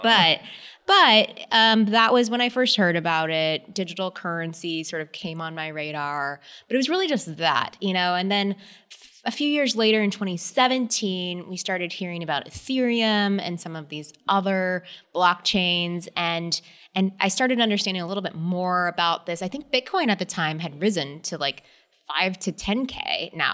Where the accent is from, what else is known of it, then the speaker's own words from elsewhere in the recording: San Antonio, Texas, United States; I am a girl from Texas, so I definitely grew up in the outdoors